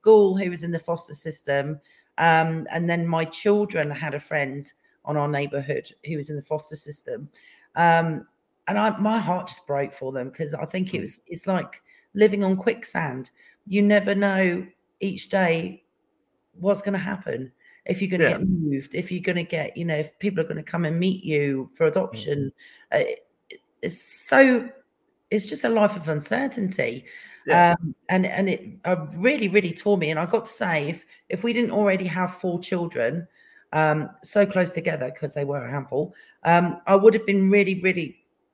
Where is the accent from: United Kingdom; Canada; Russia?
United Kingdom; now in United States; I'm British